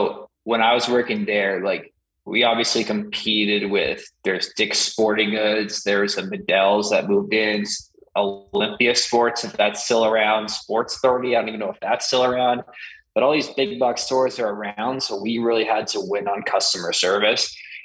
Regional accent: Sudbury, Ontario, Canada; that's where growing up in Sudbury, like you can't, my parents in my school system weren't going to let me slack off.

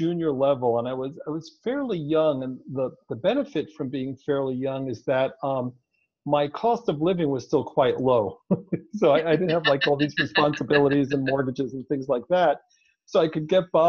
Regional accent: Israel; moved away as an adult; also born or lived in New York, United States; now in Palm Springs, United States; I was born in New York, but grew up overseas in Israel. And when I was 29, I moved back to the U.S.

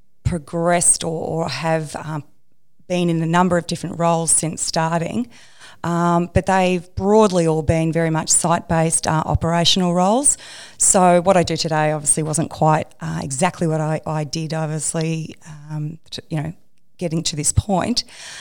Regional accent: Melbourne, Victoria, Australia; I grew up in Melbourne, so I went to RMIT in Melbourne and did a civil engineering degree.

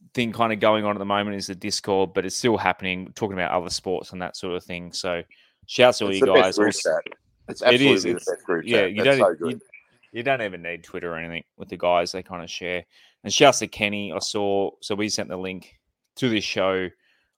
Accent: Central Coast, New South Wales, Australia; You can tell I grew up in the Central Coast

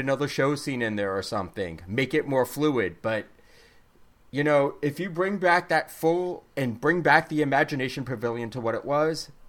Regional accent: Brooklyn, New York, United States; I'm from Brooklyn. Get it right.

